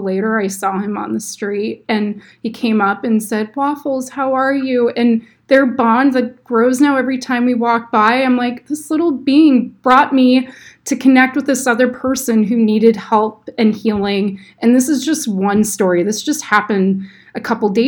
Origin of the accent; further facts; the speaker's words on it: North Bay Area, Sonoma County, California, United States; growing up in the North Bay Area in Sonoma County